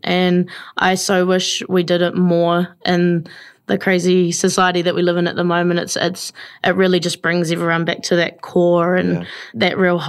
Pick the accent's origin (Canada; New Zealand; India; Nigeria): New Zealand; New Plymouth, Taranaki; New Plymouth, yeah, born and bred in New Plymouth, but have lived around most the parts of the Maunga